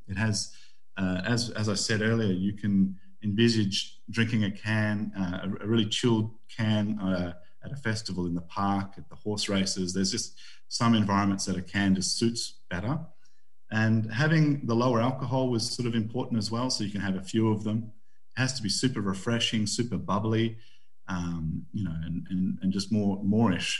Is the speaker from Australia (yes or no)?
yes; Australia; now in United Kingdom; I'm Aussie